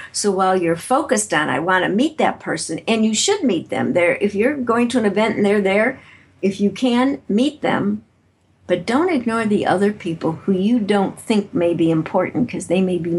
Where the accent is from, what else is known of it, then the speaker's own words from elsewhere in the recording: Chicago, Illinois, United States; moved away; also born or lived in San Francisco; I'm originally from Chicago, Illinois